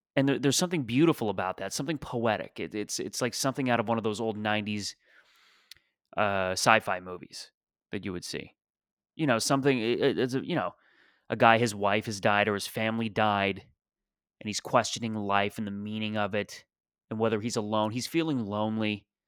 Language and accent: English; Mississauga, Ontario, Canada; born or raised there; moved away as an adult; also born or lived in Toronto